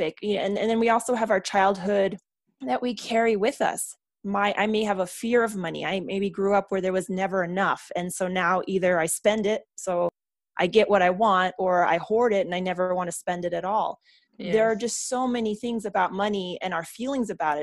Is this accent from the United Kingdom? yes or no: no; Germany; moved away; I come from Germany. I come from a military background.